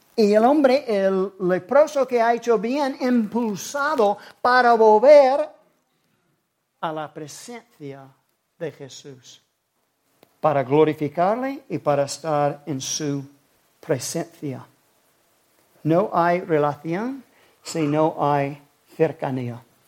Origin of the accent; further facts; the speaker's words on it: South Carolina, United States; now in Spain; nací en Carolina